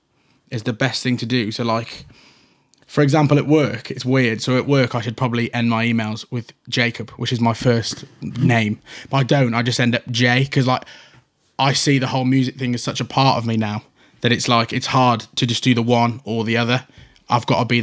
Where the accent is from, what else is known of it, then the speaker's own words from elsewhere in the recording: Shrewsbury, West Midlands, United Kingdom; I was very young, and to be from Shrewsbury and trying to be a rapper